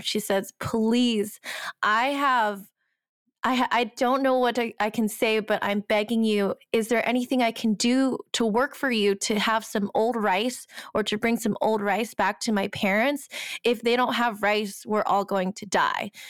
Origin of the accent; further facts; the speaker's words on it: United States; My background is Chinese, Cambodian, Thai, and I'm American.